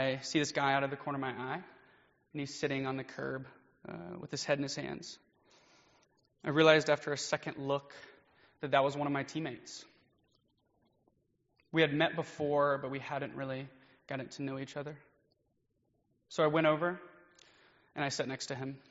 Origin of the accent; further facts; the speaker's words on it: Nashville, Tennessee, United States; also born or lived in Chattanooga, Tennessee; I grew up around Nashville area, and I decided to go to the University of Tennessee at Chattanooga